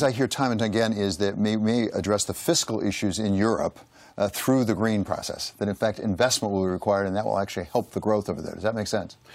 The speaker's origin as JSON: {"language": "English", "town": "Flint", "region": "Michigan", "country": "United States", "said": "I'm from Flint"}